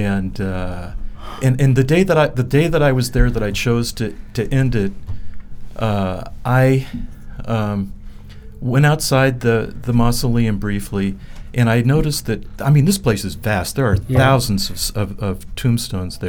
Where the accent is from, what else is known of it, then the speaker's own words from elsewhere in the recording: Columbus, Ohio, United States; moved away as an adult; also born or lived in Hollywood; I was born and raised in Columbus, Ohio